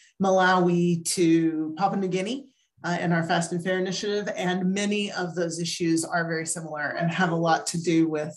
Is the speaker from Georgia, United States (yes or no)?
yes; Atlanta, Georgia, United States; actually am a longtime Atlanta resident. My family from way back is a long time. We come from Atlanta way back. So here in CARE US headquarters, Atlanta is also my hometown.